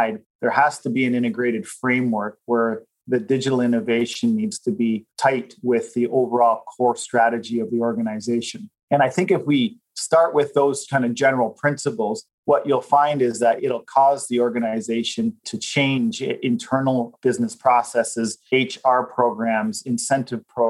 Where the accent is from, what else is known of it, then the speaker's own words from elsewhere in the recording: Canada; as Canadians